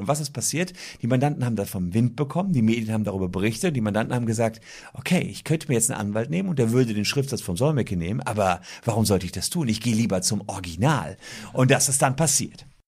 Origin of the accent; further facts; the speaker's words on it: Gevelsberg, North Rhine-Westphalia, Germany; also born or lived in Cologne / Leuven; da war ich 15 in meinem Heimatdorf Gefelsberg